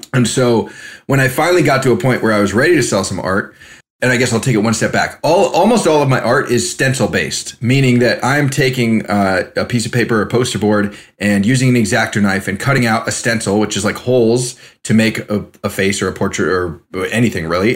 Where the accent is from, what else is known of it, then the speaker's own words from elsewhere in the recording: California, United States; moved away; also born or lived in Spain; I was a kid from California